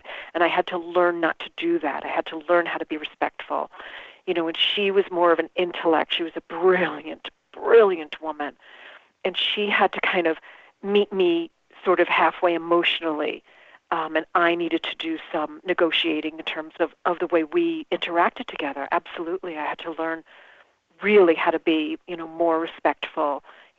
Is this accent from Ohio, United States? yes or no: no; New York, United States; we grew up in New York